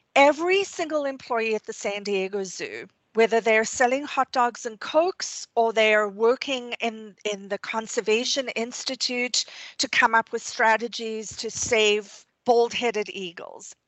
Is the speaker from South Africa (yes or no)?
yes; South Africa; moved away; I grew up in South Africa